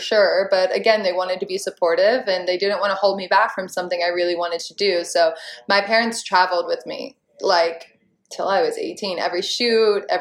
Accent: Charleston, South Carolina, United States; I was living in my hometown of Charleston, South Carolina

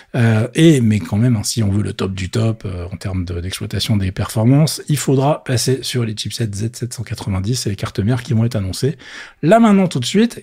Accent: France; chez nous en France

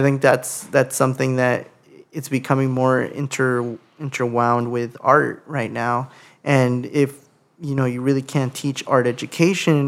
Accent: Los Angeles, California, United States; growing up in Sylmar

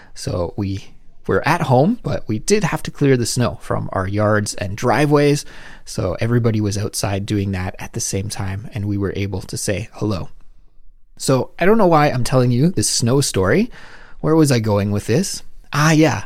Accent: Canada; moved away as an adult; now in South Korea

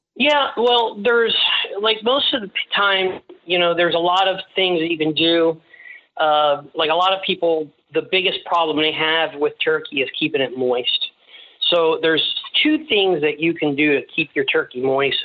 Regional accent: Tampa, Florida, United States; I'm from Ybor City, so I'm also Sicilian

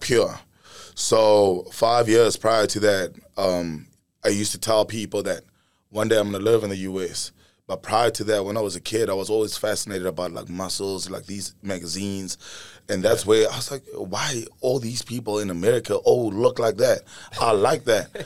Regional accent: Pretoria, Gauteng, South Africa; Born and raised in South Africa, Pretoria, right in the heart of it.

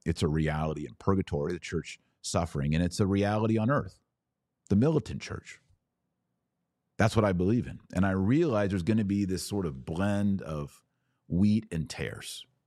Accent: Texas, United States; I'm a Texan, born and raised Texas, love Texas.

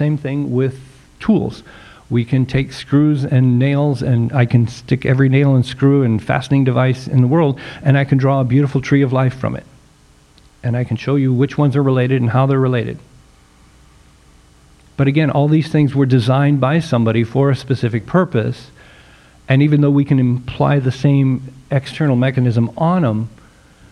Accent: Nebraska, United States; I'm from Nebraska

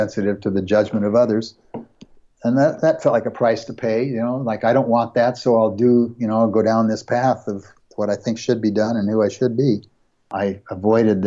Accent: United States; we grew up in the United States

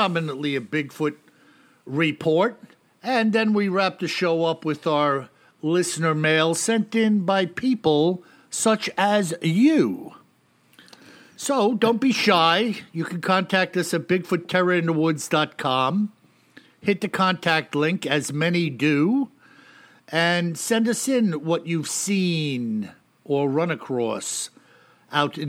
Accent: New York, United States; I'm a New Yorker, a Yankee

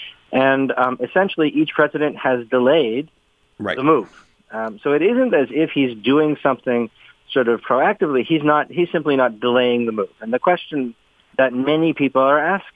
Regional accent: Canada

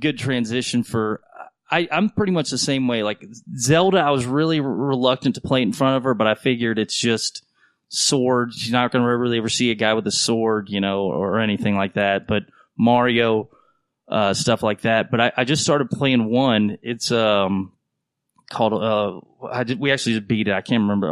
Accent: North Carolina, United States; moved away; I grew up in North Carolina

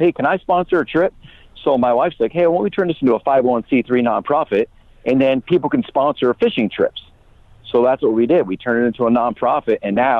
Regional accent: northern Vermont, United States; I grew up in northern Vermont, right on the Canadian border.

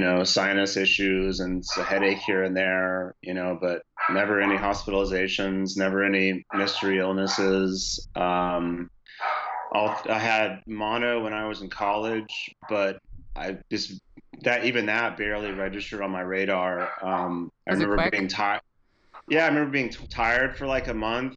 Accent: Houston, Texas, United States; Houston happens to be my hometown

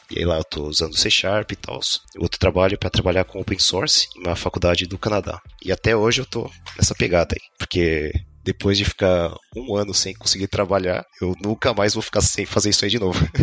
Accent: São Paulo, Brazil; moved away as an adult; now in Moscow, Russia; eu nasci em São Paulo, mas minha família toda veio de Minas. E eu sou filho de mãe solteira e passei a minha vida inteira na ZL

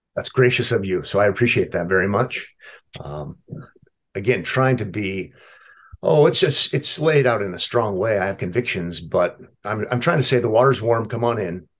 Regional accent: Omaha, Nebraska, United States; I was born and raised in Omaha

